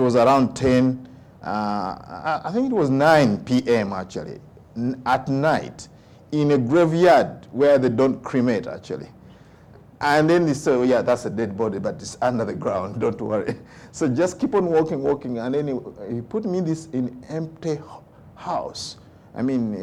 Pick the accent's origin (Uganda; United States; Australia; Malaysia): Uganda; first language Luganda; English is a second language; moved away; when I was growing up in Uganda